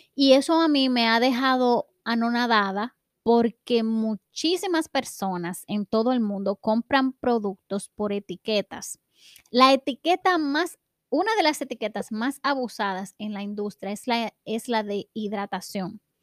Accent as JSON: {"language": "Spanish", "country": "Dominican Republic", "said": "En mi país, en República Dominicana"}